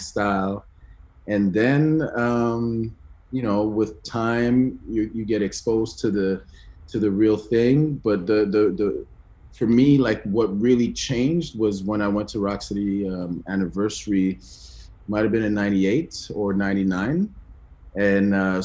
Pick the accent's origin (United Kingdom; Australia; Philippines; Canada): Canada; Ottawa, Ontario; born or raised there; also born or lived in Benin